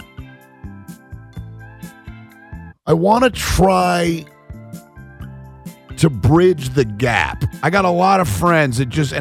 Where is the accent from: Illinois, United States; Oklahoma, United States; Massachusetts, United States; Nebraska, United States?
Nebraska, United States; now in California, United States; friends of mine that I grew up with in Nebraska